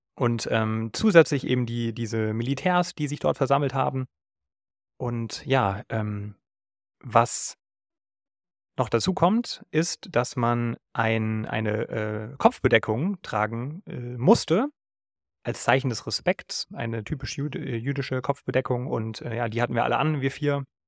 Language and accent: German; Germany; ich kann nichts dafür, wo ich geboren wurde, aber ich bin nun mal Deutscher